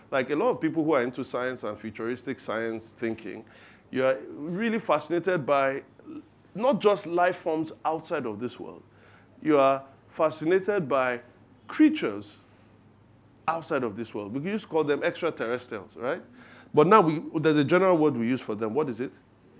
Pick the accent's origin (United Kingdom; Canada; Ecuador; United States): United Kingdom; England; I like my toast done on one side. You can hear it in my accent when I talk.